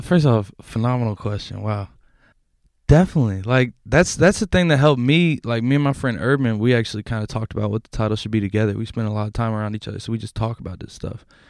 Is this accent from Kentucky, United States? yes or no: yes; Louisville, Kentucky, United States; I'm from Louisville, Kentucky, and I'm in the Bay.